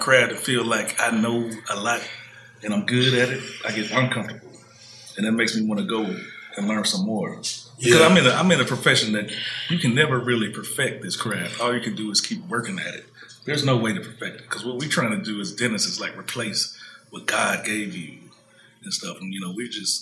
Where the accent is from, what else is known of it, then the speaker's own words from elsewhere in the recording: Memphis, Tennessee, United States; also born or lived in Nashville; my hometown in Memphis